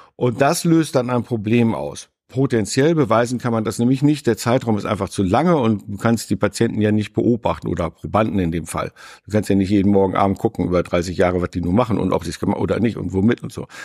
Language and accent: German; Northern Germany, Germany; Ich bin nun auch noch im Norden aufgewachsen